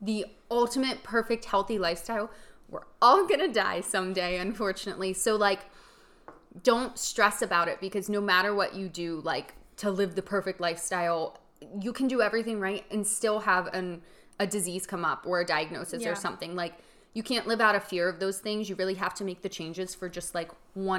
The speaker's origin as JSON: {"language": "English", "town": "Punxsutawney", "region": "Pennsylvania", "country": "United States", "tie": "born or raised there", "said": "my hometown of Punxsutawney"}